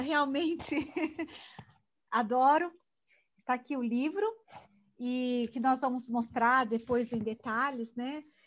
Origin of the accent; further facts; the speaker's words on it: Brazil; eu sou brasileira, nasci aqui